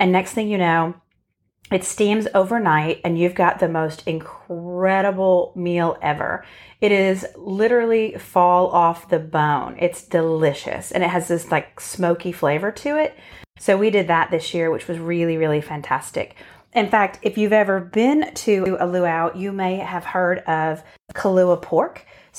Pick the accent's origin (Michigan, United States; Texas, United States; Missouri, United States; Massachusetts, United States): Massachusetts, United States; Boston; we grew up in Boston or outside of Boston in a very Italian Catholic family.